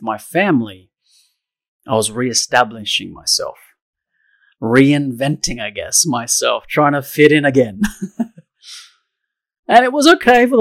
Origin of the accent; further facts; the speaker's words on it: Sydney, New South Wales, Australia; I grew up in Australia, Sydney, in a suburb called Summerhill